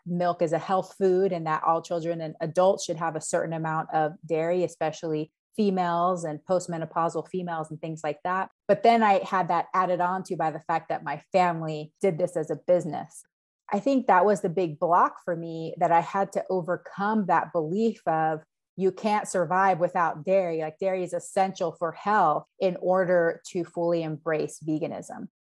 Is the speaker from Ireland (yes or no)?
no; Panama; now in Yakima, United States; growing up in Panama as well is that my family in Panama are dairy farmers